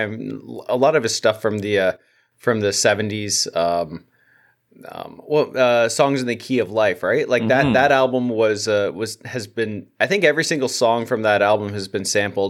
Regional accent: Canada; I'm Canadian, so

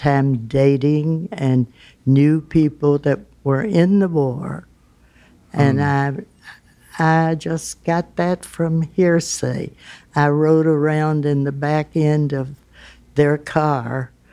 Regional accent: Elizabethtown, Kentucky, United States; now in Louisville, United States; I was born in Elizabethtown, Kentucky

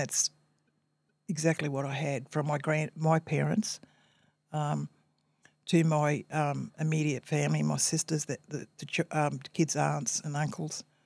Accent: Brisbane, Queensland, Australia; also born or lived in North Stradbroke Island; I've experienced a happy childhood growing up here into my adulthood and also rearing my family here.

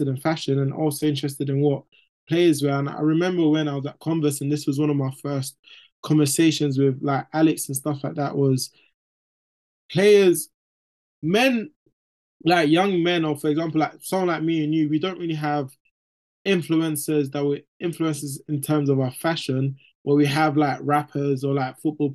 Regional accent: London, United Kingdom; I'm from East London

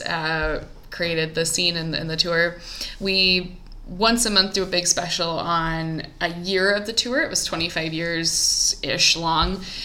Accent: Columbia, Missouri, United States; my hometown columbia missouri

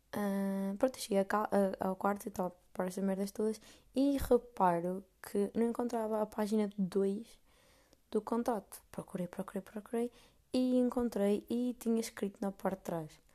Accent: Portugal; moved away as an adult; now in Amsterdam, Netherlands; sou portuguesa

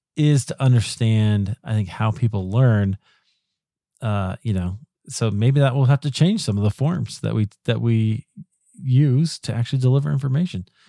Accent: Iowa, United States; moved away as an adult; now in Colorado, United States; I grew up in Iowa, but I live in, in Colorado now

